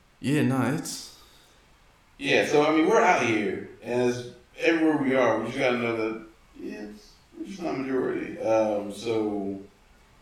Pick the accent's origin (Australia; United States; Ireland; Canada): United States; Atlanta, Georgia; growing up in Atlanta, where there's black people everywhere